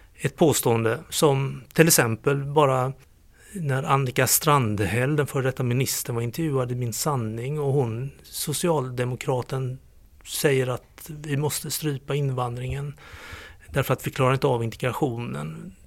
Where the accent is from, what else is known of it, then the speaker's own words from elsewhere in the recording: Gothenburg, Västra Götaland, Sweden; moved away as an adult; now in Skåne, Sweden; Jag är göteborgare i skånsk exil sedan över 30 år